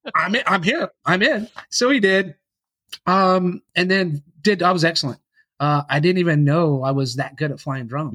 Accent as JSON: {"language": "English", "town": "Yukon", "region": "Oklahoma", "country": "United States", "tie": "born or raised there", "said": "I grew up in Yukon, Oklahoma, and, uh, with my dad"}